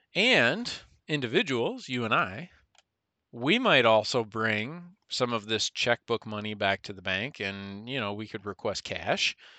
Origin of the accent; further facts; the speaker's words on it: United States; we as the American people